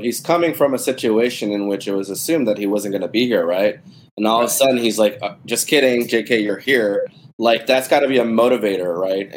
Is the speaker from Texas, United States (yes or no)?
yes; Texas, United States; growing up in Texas